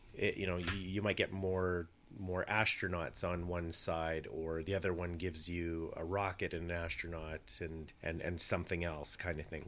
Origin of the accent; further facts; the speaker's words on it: Scotland, United Kingdom; being Scottish